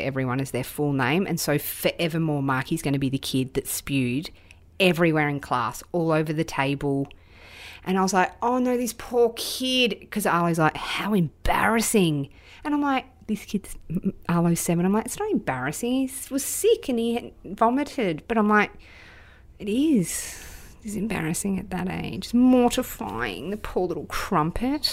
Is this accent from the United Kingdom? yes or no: no; Australia; as an Australian